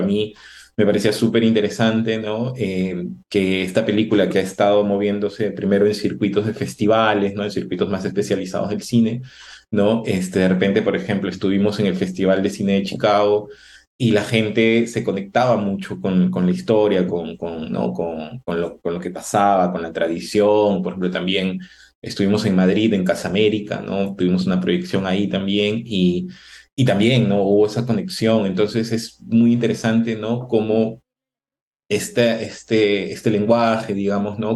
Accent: Chiclayo, Lambayeque, Peru; yo soy de Chiclayo

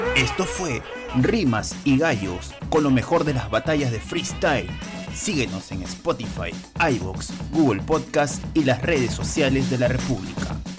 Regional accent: Peru; como peruano

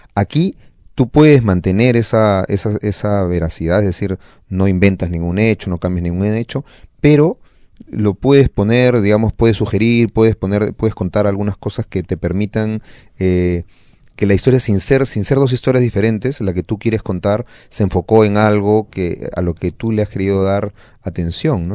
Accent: Peru; así somos los peruanos

